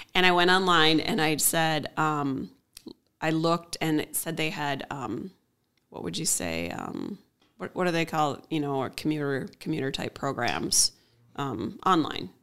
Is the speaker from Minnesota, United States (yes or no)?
yes; Willmar, Minnesota, United States; also born or lived in Raymond, Minnesota / Grove City, Minnesota / Dassel, Minnesota / Lake Lillian, Minnesota; Right here in Wilmer, Minnesota.